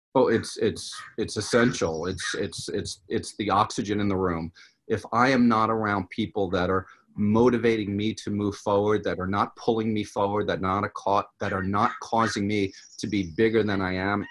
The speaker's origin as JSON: {"language": "English", "region": "New York", "country": "United States", "also_born_or_lived": "Los Angeles, California", "moved": "as an adult", "lives_now": "California, United States", "said": "I'm from New York originally, if my accent didn't come out"}